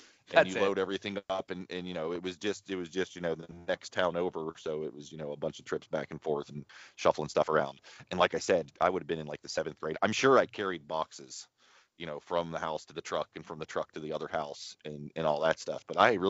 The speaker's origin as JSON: {"language": "English", "town": "Martins Ferry", "region": "Ohio", "country": "United States", "tie": "born or raised there", "also_born_or_lived": "Yorkville, Ohio", "said": "I would have been in the seventh grade when we moved when we moved from Yorkville to Martin's Ferry."}